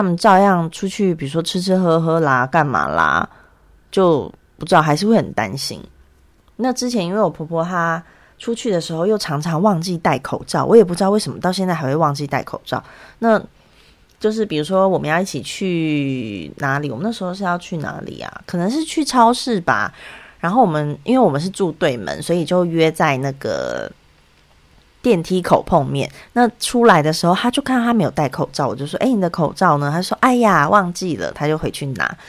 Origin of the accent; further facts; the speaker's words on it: Taiwan; now in South Korea; 可是像我从台湾过来，台湾每天其实本土感染是零嘛